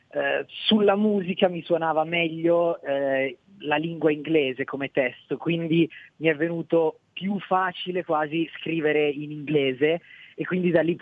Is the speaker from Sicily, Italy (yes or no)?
no; Bologna, Emilia-Romagna, Italy; Io sono di Bologna, abito a Bologna.